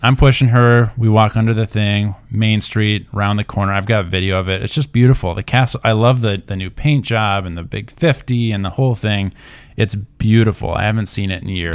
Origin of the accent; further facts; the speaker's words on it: Minnesota, United States; we're from Minnesota